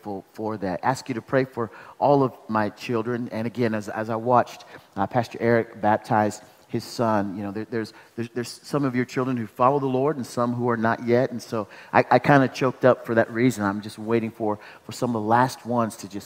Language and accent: English; Omaha, Nebraska, United States; now in Douglasville, United States; I'm from Omaha, Nebraska.